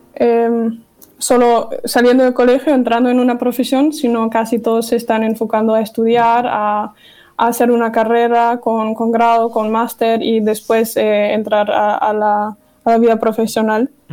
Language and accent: Spanish; Dortmund, North Rhine-Westphalia, Germany; Spanish is a second language; moved away as an adult; also born or lived in Navarre, Spain; now in Spain; He nacido y crecido en Alemania, en Dortmund